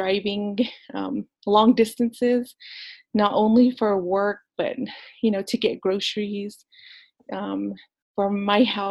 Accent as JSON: {"language": "English", "region": "New Mexico", "country": "United States", "said": "I'm actually from Baclabato, New Mexico, which is the Four Corners area"}